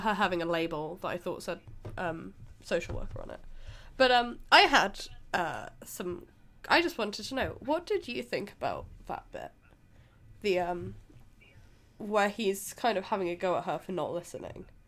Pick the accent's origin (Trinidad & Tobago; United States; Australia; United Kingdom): United Kingdom; we're British